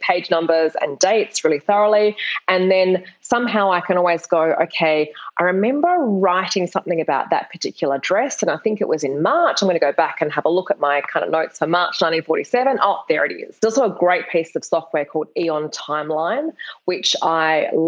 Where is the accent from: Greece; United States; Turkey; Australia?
Australia; Perth, Western Australia; I'm from Perth in Australia. It's a really small capital city. And when I graduated from high school, there were no universities offering creative writing degrees